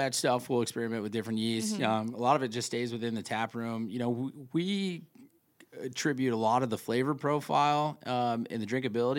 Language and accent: English; New York, United States; I'm from Central New York originally, so I like to show a little love